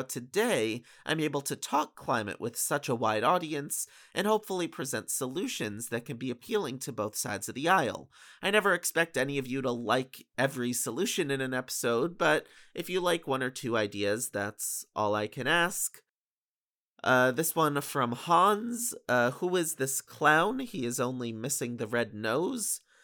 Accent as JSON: {"language": "English", "town": "Bethel", "region": "Connecticut", "country": "United States", "tie": "born or raised there", "said": "I grew up in Bethel, Connecticut"}